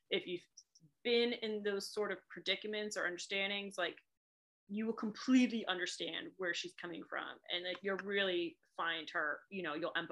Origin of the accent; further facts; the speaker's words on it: Boston, Massachusetts, United States; accent: Boston; also born or lived in England; if I say certain words, I sound like I'm from Boston. When I moved here